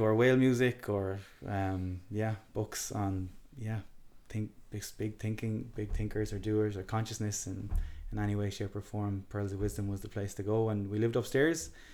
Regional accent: Galway, Connacht, Ireland; I was raised in in Key Street and Galway City

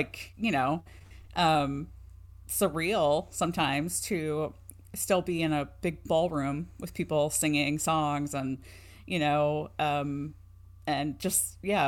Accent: Ohio, United States; I grew up in Ohio

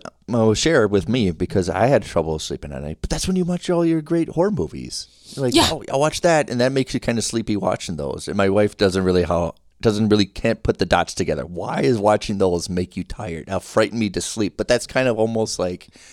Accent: Minnesota, United States; I'm lived in here in Minnesota all my life

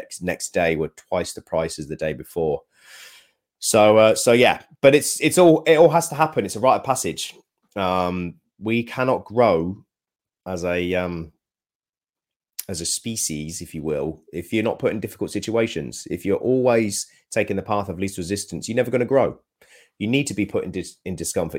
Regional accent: United Kingdom; we're very British

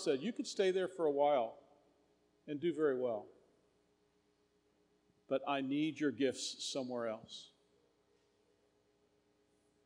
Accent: Houston, Texas, United States; I grew up in the Heights area in All Saints

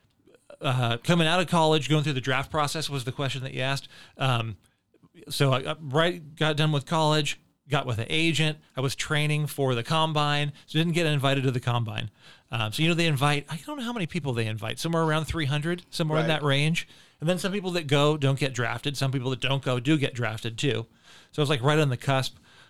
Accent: Northern California, United States; moved away as an adult; also born or lived in Sacramento; now in Lee's Summit, United States; I'm from Northern California originally

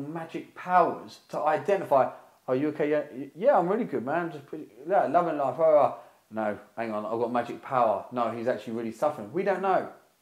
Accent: United Kingdom; born or raised there

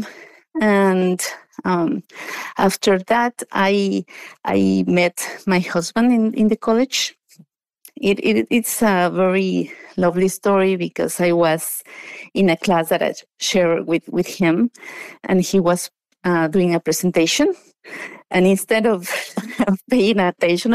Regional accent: Mexico City, Mexico; moved away as an adult; now in United States; So I was born and raised in Mexico. I was raised in a suburban area of Mexico City.

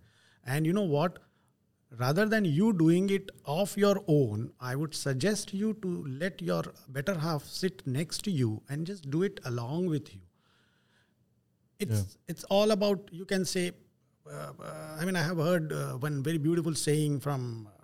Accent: Vadodara, Gujarat, India; I'm from Gujarat, Baroda

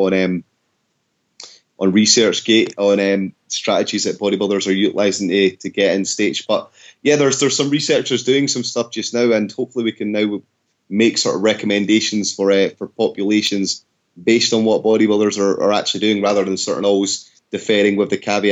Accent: Scotland, United Kingdom; I'm Scottish

